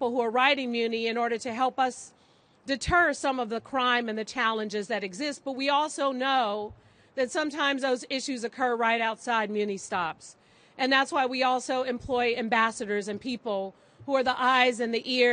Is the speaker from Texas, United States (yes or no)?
no; San Francisco, California, United States; growing up in San Francisco